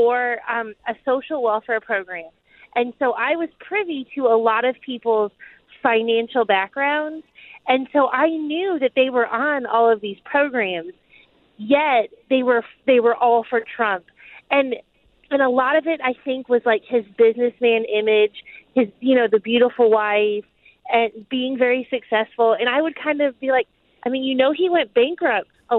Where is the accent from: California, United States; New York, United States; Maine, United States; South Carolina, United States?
New York, United States; moved away as an adult; I'm from New York and I've lived there for 15 years